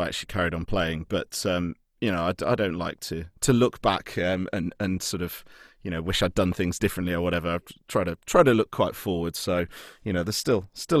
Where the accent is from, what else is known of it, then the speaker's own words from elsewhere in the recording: Lichfield, West Midlands, United Kingdom; the house that I grew up in Lichfield, where I'm from in the Midlands